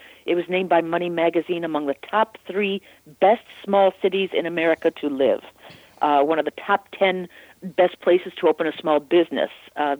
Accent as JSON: {"language": "English", "town": "Naperville", "region": "Illinois", "country": "United States", "tie": "born or raised there", "said": "my hometown of Naperville, Illinois. I grew up there"}